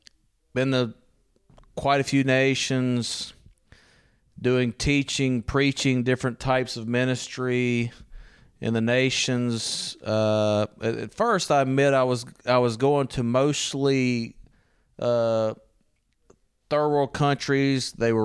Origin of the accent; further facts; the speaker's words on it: Louisiana, United States; moved away as an adult; now in Italy; I'm originally from Louisiana.